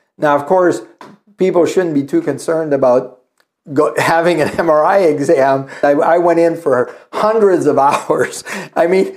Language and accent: English; Northern Ontario, Canada; moved away; I grew up in Northern Ontario